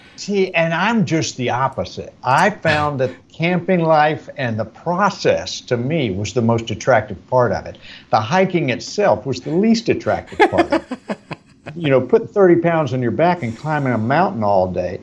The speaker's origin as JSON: {"language": "English", "region": "Virginia", "country": "United States", "moved": "yes", "lives_now": "Florida, United States", "said": "I'm from Virginia originally, uh-huh. but I've been in Florida for 50 years"}